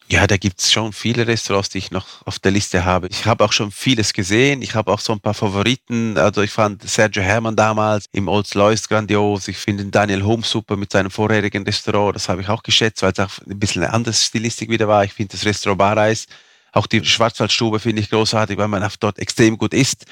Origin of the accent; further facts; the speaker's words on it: Fürstenau, Graubünden, Switzerland; first language Romansh; German is a second language; in meiner Muttersprache, also unsere Muttersprache ist Rätoromanisch, das spricht man hier in dieser Region.